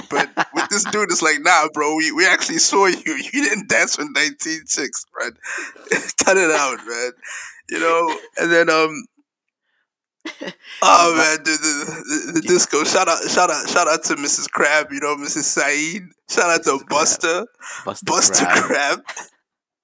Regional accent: Blantyre, Southern Region, Malawi; we grew up in Blantyre, Malawi

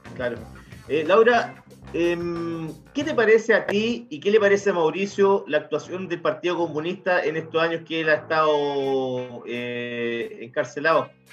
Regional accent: Chile; como chilenos

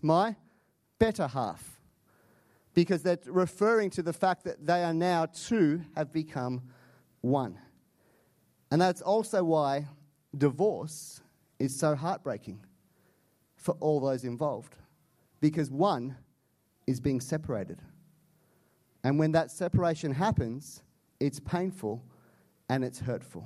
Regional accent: Canada; I'm Canadian

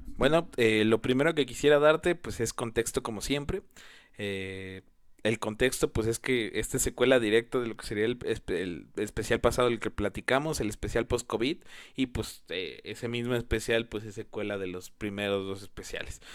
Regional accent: Mexico; yo soy originario de México

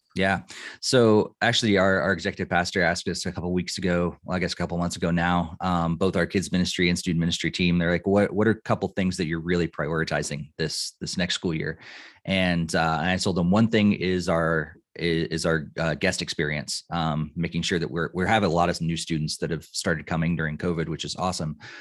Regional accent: Illinois, United States; moved away as an adult; also born or lived in Boston area / north of Denver, Colorado; now in Colorado, United States; I grew up in Illinois

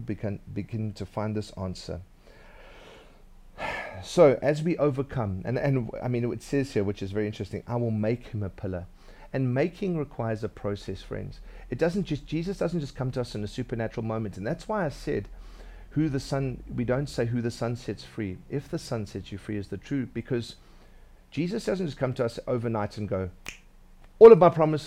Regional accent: Durban, KwaZulu-Natal, South Africa; When I was growing up in Durban, I was a bit of a scaly guy.

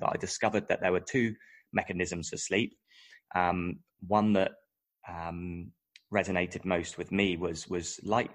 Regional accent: United Kingdom; moved away as an adult; now in Australia; I'm British, and I moved to Australia around about 2011.

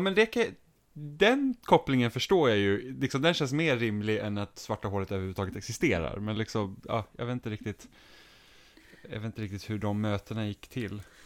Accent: Finland; moved away; jag är finsk från början så har, så har liksom vi finska rätter på julbordet

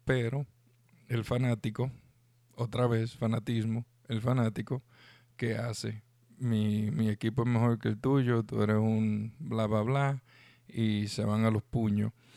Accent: Dominican Republic

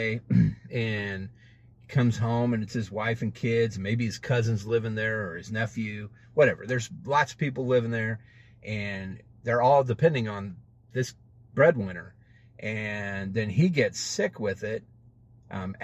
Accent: United States; I'm an American. I'm a United States citizen

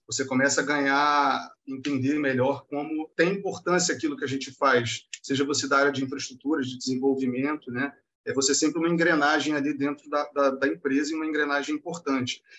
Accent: Rio de Janeiro, Brazil; eu sou daqui do Rio

